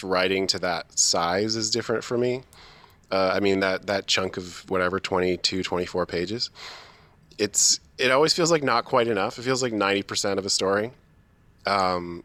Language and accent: English; London, Ontario, Canada; I'm from that area. I'm from London, Ontario, or I was born in London, Ontario, which is about 2 hours away from Toronto